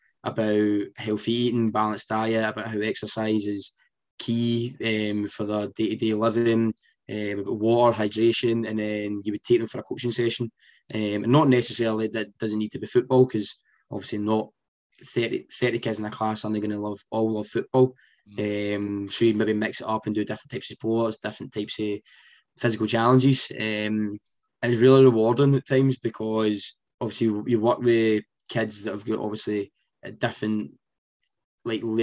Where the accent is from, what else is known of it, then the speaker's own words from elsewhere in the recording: Scotland, United Kingdom; I'm coming from Scotland, over the States